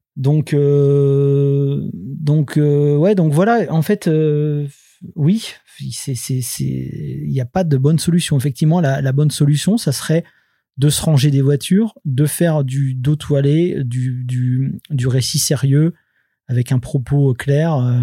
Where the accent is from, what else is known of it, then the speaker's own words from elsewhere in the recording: France; on est français, c'est-à-dire que nous, on fait de la BD franco-belge